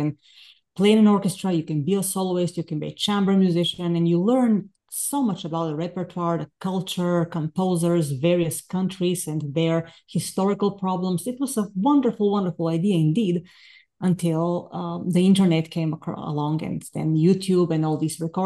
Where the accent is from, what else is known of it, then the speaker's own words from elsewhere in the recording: Bulgaria; moved away as an adult; now in United States; I'm from Bulgaria originally. I came to the States in 2000 to earn my master's and doctoral degrees in violin